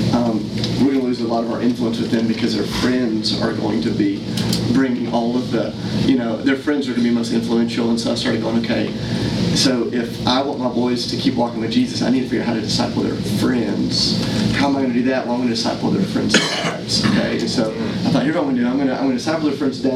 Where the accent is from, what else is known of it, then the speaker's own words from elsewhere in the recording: United States; as American Christians